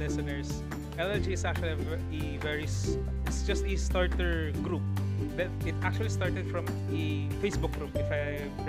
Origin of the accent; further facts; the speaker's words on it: Philippines; first language Filipino; English is a second language; Quick side note for a while. I'm also gonna speak in my native tongue.